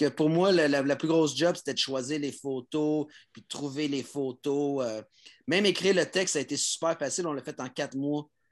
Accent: Montreal, Quebec, Canada; je l'ai fait de Montréal en tant que Français québécois

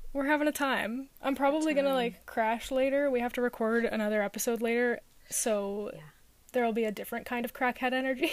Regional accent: New York, United States; a New York accent because it's too close to my native accent

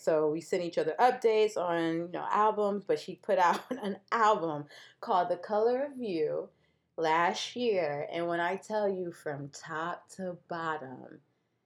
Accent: Detroit, Michigan, United States; I'm from Midwest, originally Michigan, Detroit

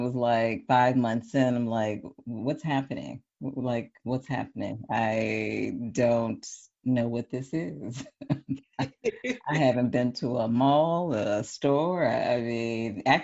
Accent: Wisconsin, United States; I'm from Wisconsin, so I was feeling the Midwest vibes

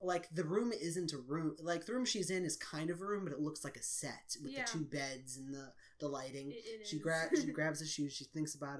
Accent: Chicago, Illinois, United States; In case you couldn't tell from my accents, we're from Chicago

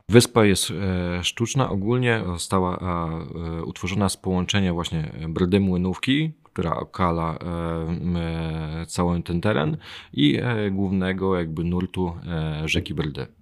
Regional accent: Chojnice, Pomeranian Voivodeship, Poland; moved away as an adult; now in Bydgoszcz, Poland; Nie, nie pochodzę z Bydgoszczy, pochodzę e, z Chojnic, ale z Bydgoszczem jestem silnie związany, bo obecnie mieszkam tam

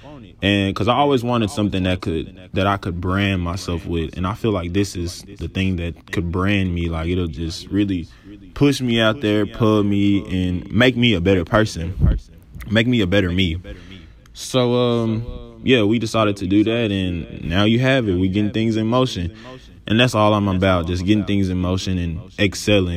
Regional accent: Dallas, Texas, United States; I was born and raised in Dallas, Texas, Oak Cliff to be exact

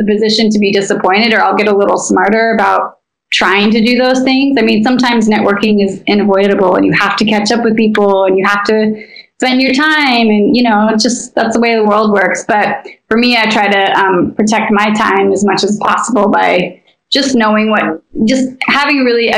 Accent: Idaho, United States; now in Los Angeles, United States; I come from a conservative place. I come from Idaho.

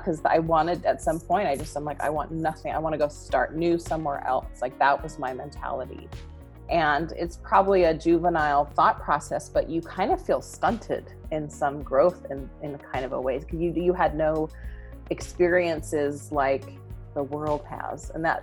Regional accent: Southern California, United States; I was born and raised Mormon in Southern California

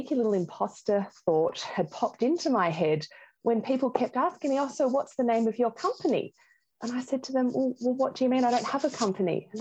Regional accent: Geelong, Victoria, Australia; I'm from Geelong

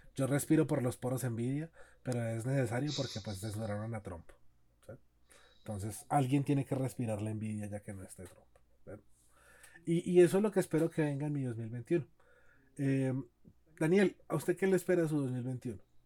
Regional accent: Cali, Valle del Cauca, Colombia; yo soy de Cali, y así hablamos los caleños

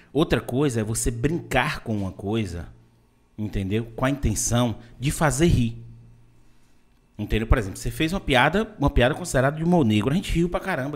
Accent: Vitória da Conquista, Bahia, Brazil; moved away; also born or lived in Salvador / Itabuna; eu sou de Vitória da Conquista, morei muito tempo em Salvador

